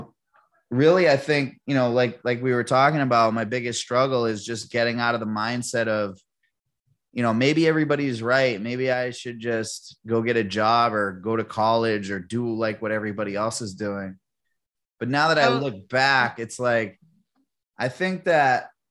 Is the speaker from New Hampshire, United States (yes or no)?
yes; Manchester, New Hampshire, United States; Born and raised in Manchester, New Hampshire